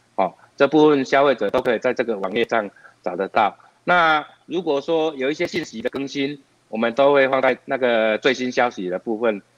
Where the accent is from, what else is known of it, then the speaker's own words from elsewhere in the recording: Taiwan; 我们台湾人